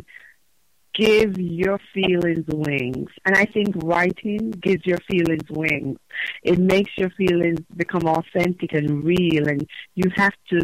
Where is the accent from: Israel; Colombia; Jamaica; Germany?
Jamaica; moved away as an adult; now in United States; I am Jamaican by birth and nationality.